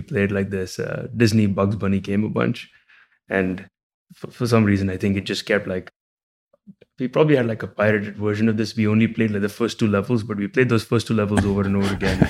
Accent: Mumbai, Maharashtra, India; moved away as an adult; also born or lived in Illinois, United States; now in United States; I, I grew up in India, in Mumbai

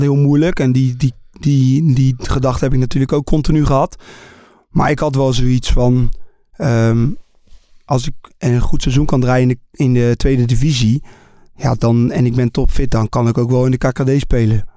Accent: Netherlands; Ik ben Nederlander.

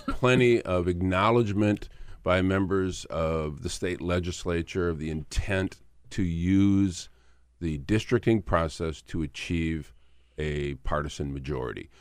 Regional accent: Michigan, United States; I grew up in Michigan

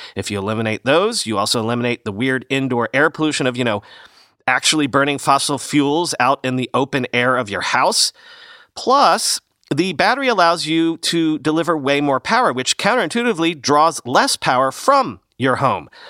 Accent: Southern Florida, United States; moved away; where I grew up in Southern Florida, we had no gas lines.

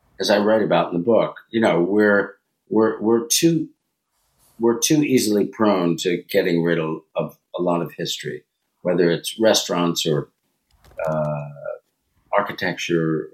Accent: Westchester, New York, United States; I grew up in Westchester. I grew up only 50 miles away from New York

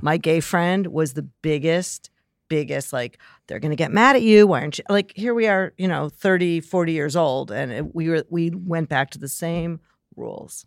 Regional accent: Wilmette, Illinois, United States; I'm from Wilmette, Illinois

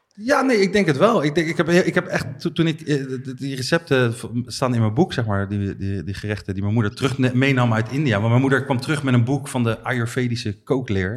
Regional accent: Netherlands; wij Nederlanders

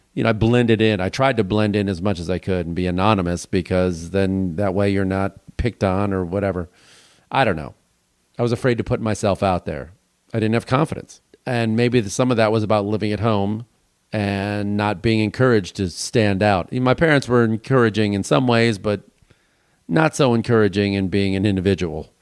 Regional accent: Illinois, United States; moved away; I grew up in Illinois

